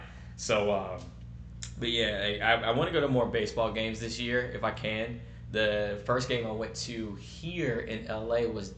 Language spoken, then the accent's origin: English; North Carolina, United States; Or Atlanta Braves, mainly because I'm from North Carolina